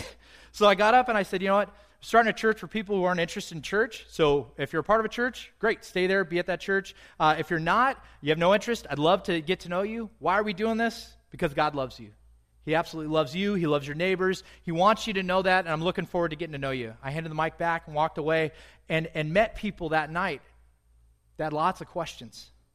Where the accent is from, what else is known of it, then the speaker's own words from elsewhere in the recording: United States; I'm white. I'm American